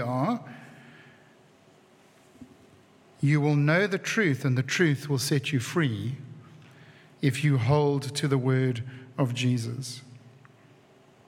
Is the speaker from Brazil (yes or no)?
no; Cape Town, Western Cape, South Africa; who I grew up with in Cape Town